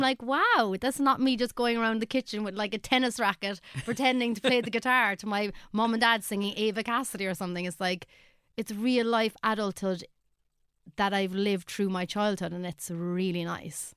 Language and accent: English; Ireland; as an Irish artist